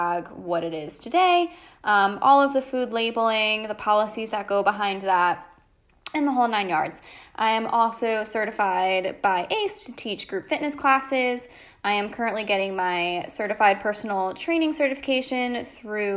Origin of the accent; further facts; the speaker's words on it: Connecticut, United States; moved away as an adult; now in North Carolina, United States; I am 26, living in North Carolina. I'm originally from Connecticut